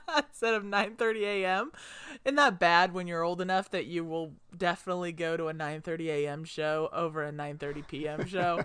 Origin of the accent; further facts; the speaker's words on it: Indianapolis, Indiana, United States; growing up in Indianapolis